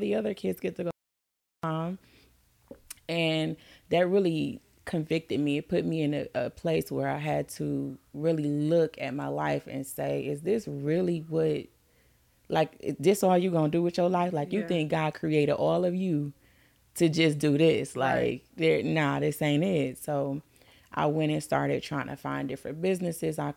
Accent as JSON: {"language": "English", "town": "Detroit", "region": "Michigan", "country": "United States", "said": "I'm from Detroit"}